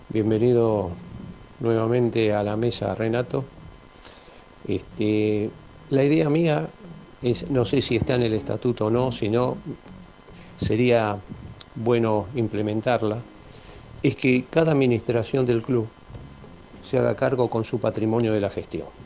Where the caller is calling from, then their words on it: Tucumán, Argentina; de Tucumán, saludos